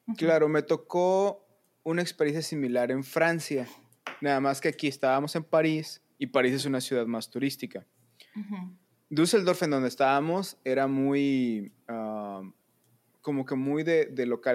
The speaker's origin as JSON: {"language": "Spanish", "town": "Monterrey", "region": "Nuevo León", "country": "Mexico", "said": "puros chavos de Monterrey que llegamos ahí"}